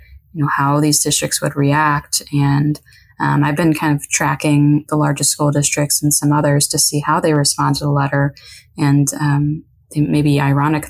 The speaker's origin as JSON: {"language": "English", "area": "Chicago suburbs", "region": "Illinois", "country": "United States", "moved": "as an adult", "lives_now": "Texas, United States", "said": "I'm from the Chicago suburbs."}